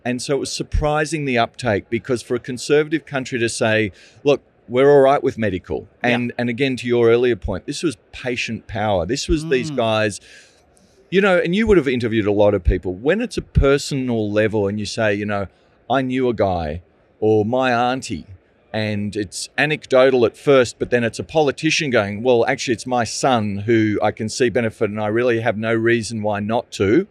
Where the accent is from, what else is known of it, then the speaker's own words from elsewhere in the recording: Australia; accent: Australian; I'm the Australian